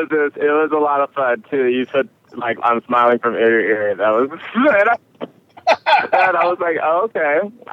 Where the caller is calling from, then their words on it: Berkeley, California, United States; I'm calling from Berkeley, California.